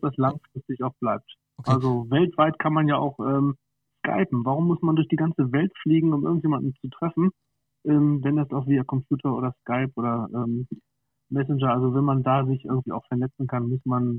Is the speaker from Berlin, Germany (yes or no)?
no; near Schwerin, Mecklenburg-Vorpommern, Germany; moved away as an adult; now in Wolfsburg, Germany; wir sind nämlich eigentlich gebürtige Mecklenburg-Vorpommern